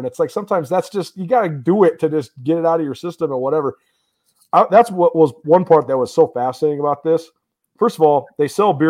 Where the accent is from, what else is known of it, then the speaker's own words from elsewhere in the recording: Missoula, Montana, United States; I'm from Missoula, Montana.